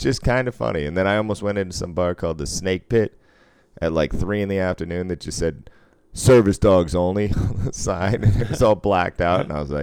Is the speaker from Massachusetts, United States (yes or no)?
yes; Boston, Massachusetts, United States; I grew up in Boston